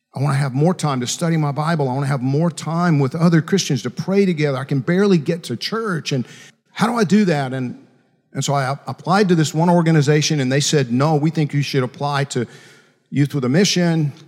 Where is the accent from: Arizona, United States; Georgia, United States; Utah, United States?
Georgia, United States; Macon; When I was 11 years old, growing up in Macon, Georgia, actually, I grew up out in farm country outside of Macon, Georgia.